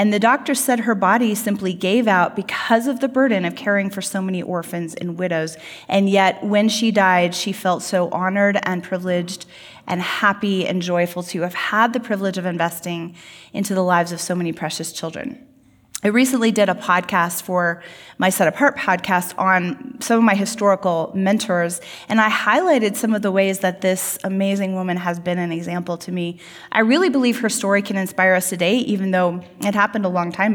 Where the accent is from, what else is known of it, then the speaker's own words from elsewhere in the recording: United States; we as American Christians